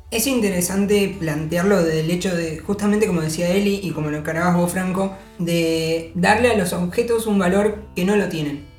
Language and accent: Spanish; Argentina; nuestra realidad, incluso como argentinos